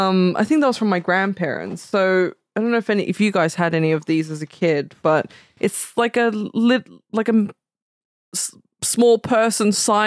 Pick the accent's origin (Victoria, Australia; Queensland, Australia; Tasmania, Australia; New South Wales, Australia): New South Wales, Australia; Sydney; I'm from Sydney.